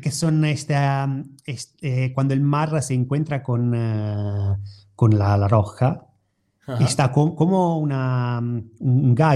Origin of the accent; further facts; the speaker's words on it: Italy; Spanish is a second language; moved away; como italiano